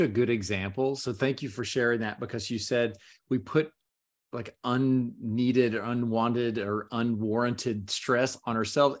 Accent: Gainesville, Florida, United States; now in Orlando, United States; I grew up in Gainesville, Florida

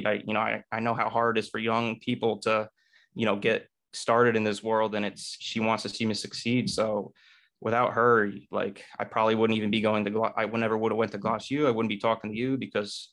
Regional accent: Kerhonkson, New York, United States; also born or lived in Newburgh, New York; I grew up in Newburgh, New York, and at the around first grade, I moved to Kerhonkson, which is a little bit more rural than Newburgh.

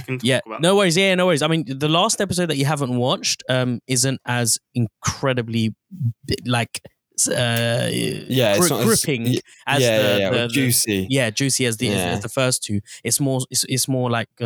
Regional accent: London, United Kingdom; When I was growing up in North London, Arsenal was an integral part

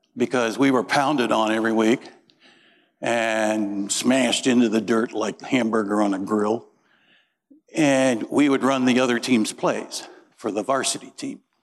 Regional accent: Peru, Indiana, United States; moved away; I grew up in Peru, Indiana

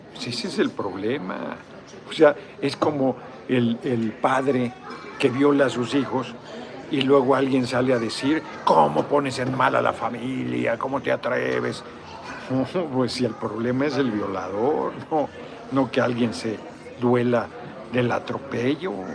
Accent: Tlalnepantla, State of Mexico, Mexico; mi tierra adoptiva, Tlalnepantla. Ahí crecí, ahí llegué a los cinco años.

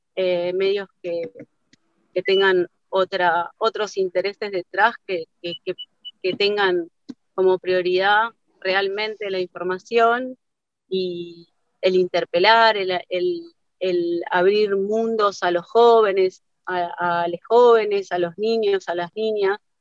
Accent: Argentina; nos define no solo como argentinos, sino también como latinoamericanos

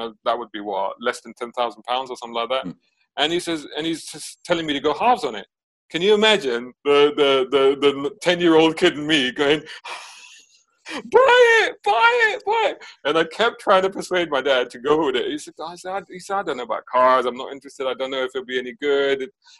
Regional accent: Saudi Arabia; So when we were back in Saudi, so I grew up in Saudi in the 80s. My dad worked out there.

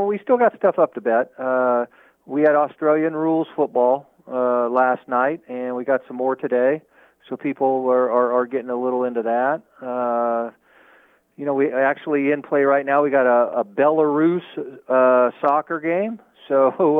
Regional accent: Las Vegas, Nevada, United States; I'm a native, born and raised in Las Vegas, 1962

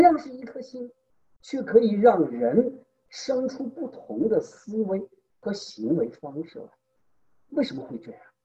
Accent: China; 我们中国人一贯的文化背景

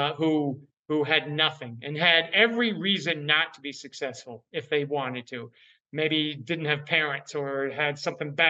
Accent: Northern New York, United States; I grew up in Northern New York. We bordered Vermont, my hometown

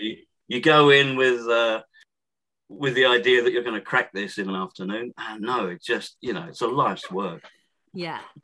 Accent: Thundersley, East of England, United Kingdom; I grew up in Essex, uh, which is to the east of London

